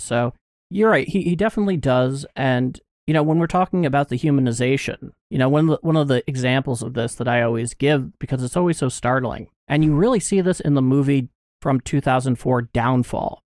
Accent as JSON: {"language": "English", "country": "United States", "said": "I could not be more American"}